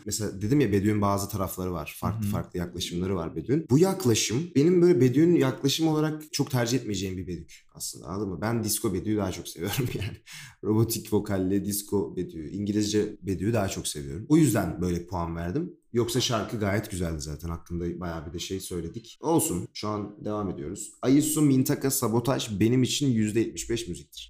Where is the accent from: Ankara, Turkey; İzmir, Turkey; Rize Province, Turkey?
Ankara, Turkey; Ben de Ankaralıyım. Memleketim